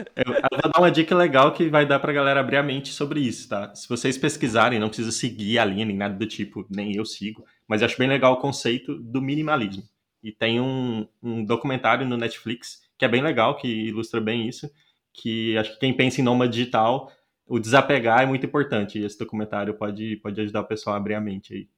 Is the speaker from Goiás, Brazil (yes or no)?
yes; Goiânia, Goiás, Brazil; moved away as an adult; also born or lived in Rio de Janeiro / Ireland; Eu sou de Goiânia